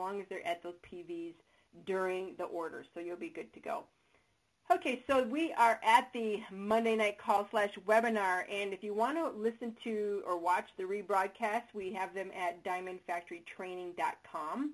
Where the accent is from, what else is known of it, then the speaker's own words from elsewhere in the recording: Chicago, Illinois, United States; accent: Chicago; my soothing Chicago accent voice